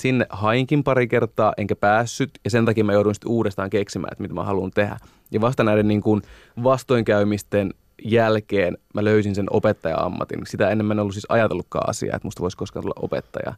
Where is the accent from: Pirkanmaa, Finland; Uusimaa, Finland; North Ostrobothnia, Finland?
North Ostrobothnia, Finland; Oulunsalo; also born or lived in Oulu; Mä oon Oulusta, tai itse asiassa Oulun Salosta kotoisin